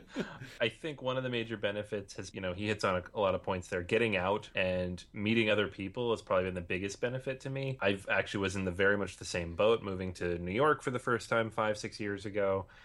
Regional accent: Venezuela; moved away as an adult; now in Barcelona, Spain; I'm originally from Venezuela, but currently living in Barcelona.

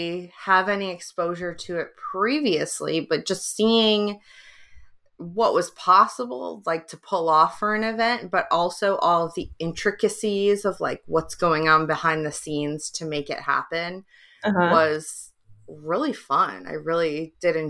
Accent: just outside of Detroit, Michigan, United States; also born or lived in England; now in San Diego, United States; I grew up just outside of Detroit

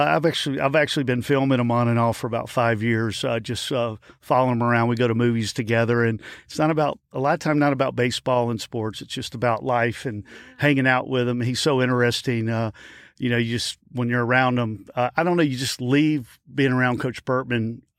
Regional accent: Birmingham, Alabama, United States; also born or lived in Baton Rouge; I was actually from Birmingham, Alabama originally.

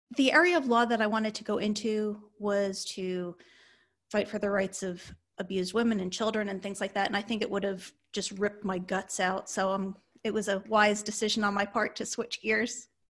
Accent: Northeast, United States; moved away; I come from the Northeast

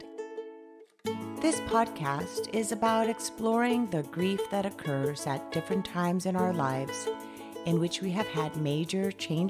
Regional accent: Colombia; I'm from Colombia

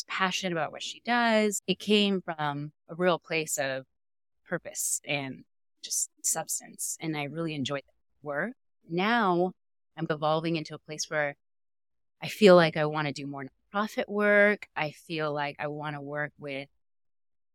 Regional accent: Los Angeles, California, United States; also born or lived in Chico, California; growing up in Southern California

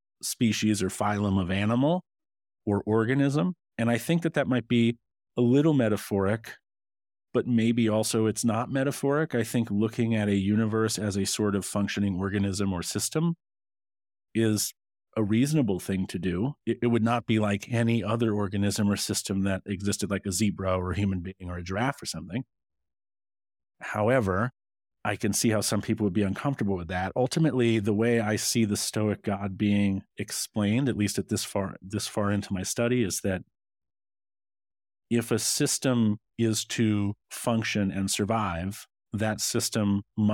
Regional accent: Scotland, United Kingdom; born there; Well, I put sugar in my porridge and I was born in Scotland.

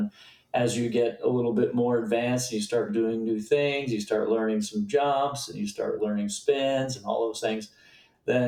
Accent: Cape Cod, Massachusetts, United States; I grew up on Cape Cod.

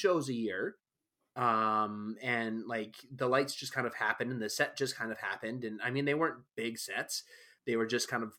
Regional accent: High Level, Alberta, Canada; born there; Like, I was born in High Level, Alberta.

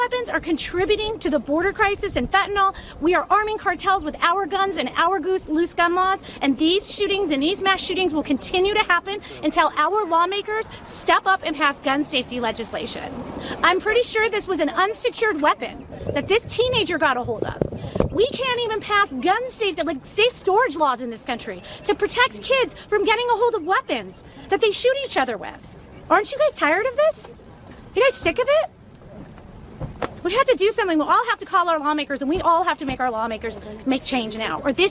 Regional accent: Highland Park, Illinois, United States; I'm from Highland Park, Illinois

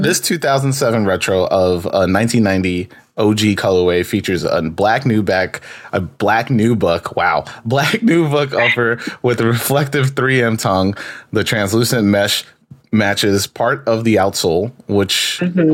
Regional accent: New York, United States; I'm from New York

